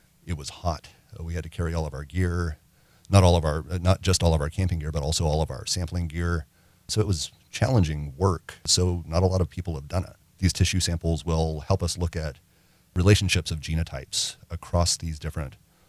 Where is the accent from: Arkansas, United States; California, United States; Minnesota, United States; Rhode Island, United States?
Arkansas, United States; also born or lived in Mississippi / Louisiana; As a kid, I grew up in Arkansas, Mississippi, and Louisiana.